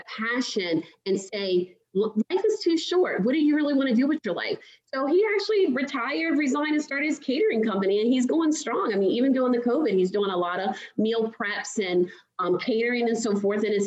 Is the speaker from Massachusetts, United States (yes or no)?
no; Baltimore, Maryland, United States; I'm originally from Baltimore